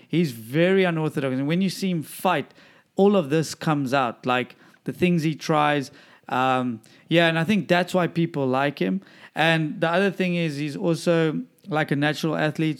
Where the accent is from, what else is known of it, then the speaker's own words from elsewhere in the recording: Durban, KwaZulu-Natal, South Africa; moved away; my hometown Dubs